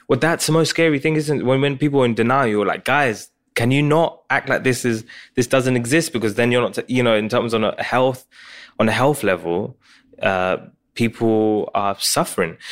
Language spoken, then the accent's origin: English; Essex, East of England, United Kingdom; also born or lived in Pakistan; growing up in, in Essex, in England